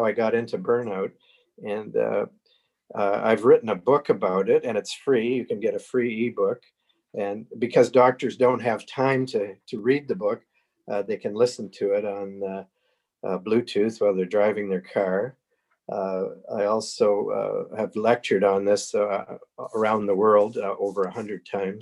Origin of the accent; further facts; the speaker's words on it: Sarnia, Ontario, Canada; now in Cambridge, Canada; I was born in Sarnia 73 years ago